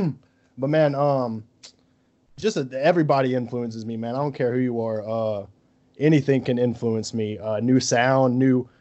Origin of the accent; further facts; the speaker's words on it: Gulf Shores, Alabama, United States; moved away as an adult; now in Baton Rouge, United States; I'm from Gulf Shores, Alabama, man. I'm from the Gulf Coast.